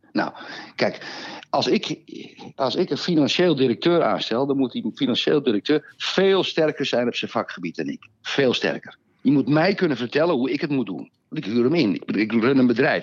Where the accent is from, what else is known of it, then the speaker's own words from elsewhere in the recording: Amsterdam, North Holland, Netherlands; ik kom uit Amsterdam